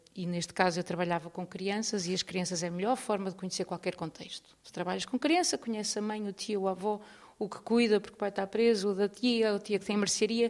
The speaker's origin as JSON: {"language": "Portuguese", "town": "Porto", "region": "Norte", "country": "Portugal", "moved": "as an adult", "lives_now": "Lisbon, Portugal", "said": "eu sou do Porto, mudei para Lisboa há 20 anos."}